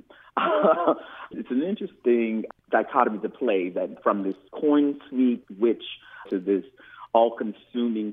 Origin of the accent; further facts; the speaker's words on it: Fairhope, Alabama, United States; moved away as an adult; also born or lived in Pensacola, Florida; now in New Orleans, United States; I was born in Pensacola, Florida, and raised in a little town called Fairhope, Alabama, all there on the Gulf Coast